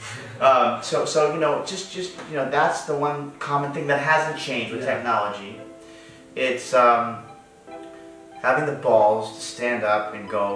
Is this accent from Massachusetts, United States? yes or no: yes; Newton, Massachusetts, United States; moved away; I grew up in Massachusetts.